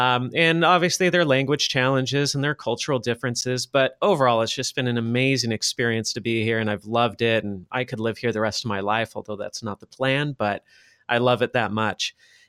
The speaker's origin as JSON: {"language": "English", "town": "Los Angeles", "region": "California", "country": "United States", "tie": "born or raised there", "moved": "as an adult", "lives_now": "Shenzhen, China", "said": "I'm based in Shenzhen, China. I grew up in Los Angeles, California, though. I'm not Chinese. I don't speak Chinese, although I'm trying to learn right now."}